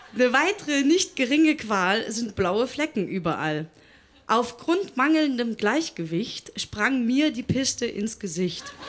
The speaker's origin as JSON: {"language": "German", "region": "Thuringia", "country": "Germany", "moved": "as an adult", "lives_now": "Berlin, Germany", "said": "ich komme aus Thüringen"}